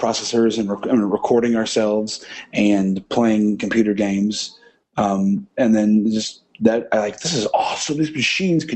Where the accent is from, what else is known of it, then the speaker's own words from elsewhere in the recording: Illinois, United States; I was born and raised in Illinois. I currently live there now in a small town